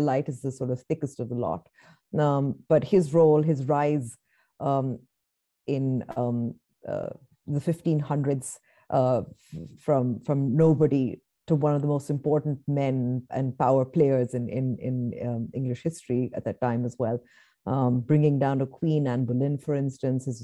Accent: Nigeria; moved away; I grew up, a part of my childhood was, I grew up in Nigeria

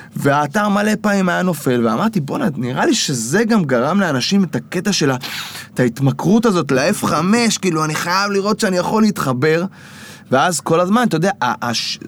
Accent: Kfar Saba, Central District, Israel; אני מכפר סבא במקור

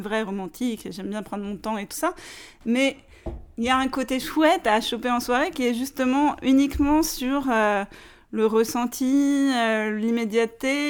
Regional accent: Paris, Île-de-France, France; je suis une vraie parisienne

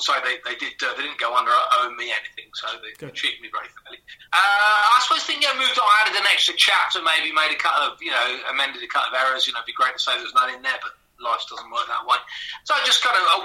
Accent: New Forest, South East England, United Kingdom; also born or lived in Essex; I grew up in a small village in the New Forest

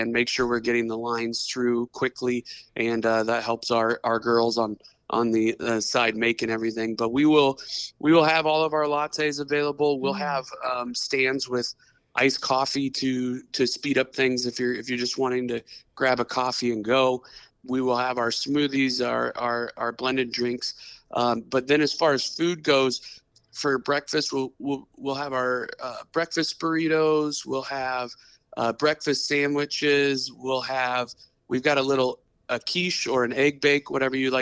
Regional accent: Washington, Iowa, United States; now in Algona, United States; I grew up in Southeast Iowa, in Washington, Iowa

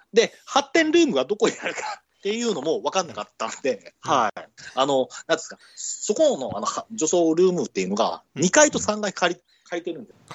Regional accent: Kansai, Japan; 私も関西だったんですよ。

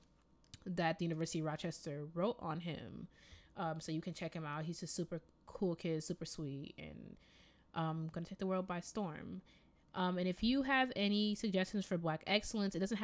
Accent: Jamaica; accent: Jamaican; moved away; you lucky I'm not out here with my Jamaican accent

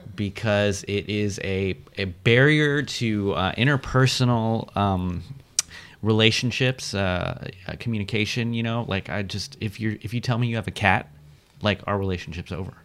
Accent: Washington, District of Columbia, United States; moved away as an adult; also born or lived in Oakland, California; they moved to Washington, D.C., where I was raised. I lived in Washington, D.C. until I went to college

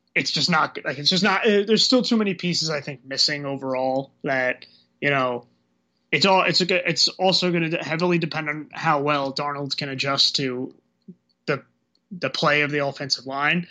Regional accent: New Jersey, United States; I'm from New Jersey and I'm Irish

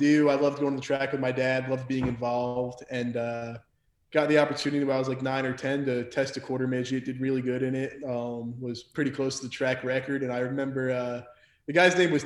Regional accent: Mahwah, New Jersey, United States; moved away as an adult; also born or lived in Minnesota; now in North Carolina, United States; born and raised in Mahwah, New Jersey

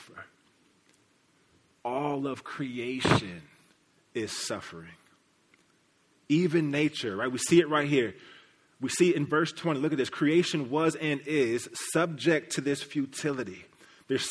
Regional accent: Kansas City, Missouri, United States; I'm from Kansas City. Kansas City represent the real Kansas City, Missouri, right? Where the Plaza, the Chiefs, the Royals, all that is. That's where I come from

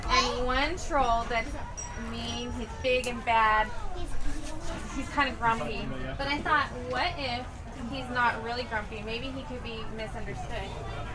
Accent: Colorado, United States; I was born in Colorado and I grew up on a farm

